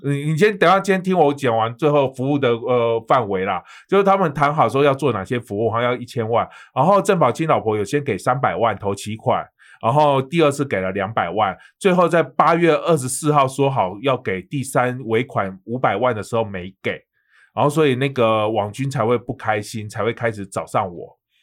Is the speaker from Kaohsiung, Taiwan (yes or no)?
yes; Kaohsiung, Taiwan; moved away as an adult; now in Taipei, Taiwan; 你在我的家乡签